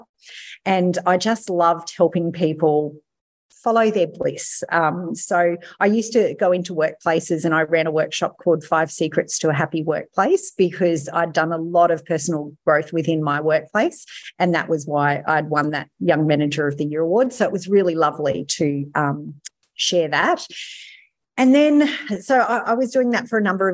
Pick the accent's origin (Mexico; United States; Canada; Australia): Australia; Mackay, Queensland; also born or lived in Sydney; I'm from Mackay